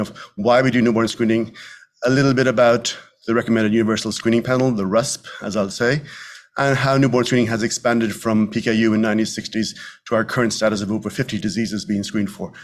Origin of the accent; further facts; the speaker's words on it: Dublin, Leinster, Ireland; moved away as an adult; also born or lived in New York; now in Westchester, United States; as I am from Ireland, I, we speak quite quickly